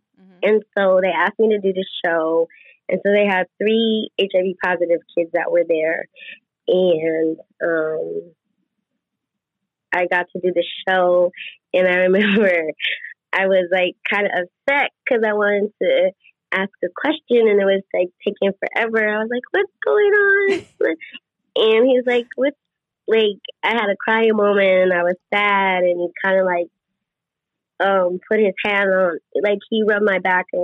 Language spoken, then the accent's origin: English; Las Vegas, Nevada, United States; I'm born and raised in Las Vegas